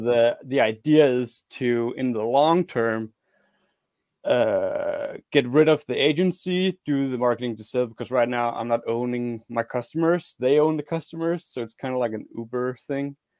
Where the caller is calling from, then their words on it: Denmark; I'm calling from Denmark